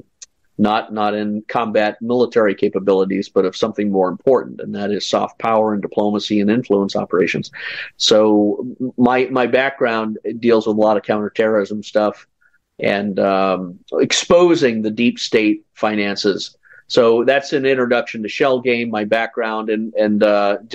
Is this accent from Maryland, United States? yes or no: no; California, United States; moved away as an adult; also born or lived in Washington, D.C.; I was raised in California